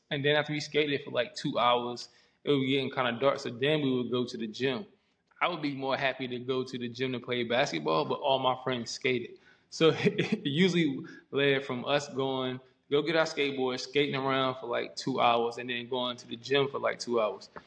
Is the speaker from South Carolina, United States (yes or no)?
yes; Columbia, South Carolina, United States; also born or lived in Fulda, Germany / Frankfurt, Germany; now in Germany; So my mom was in the army. So we were stationed in Fulda and then Frankfurt and then the military. And then we, when she got out the military, we moved to um, Fort Jackson, Columbia, South Carolina, which is another army base.